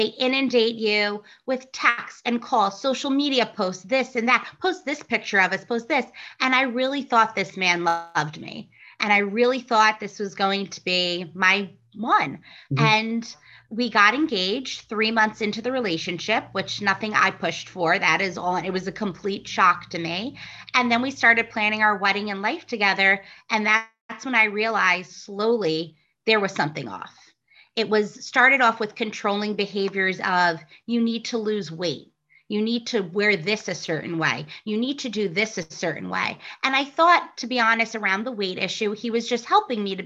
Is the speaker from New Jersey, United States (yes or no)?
yes; New Jersey, United States; moved away as an adult; also born or lived in Boston; I'm originally from New Jersey, and then I went on to Boston to study psychology.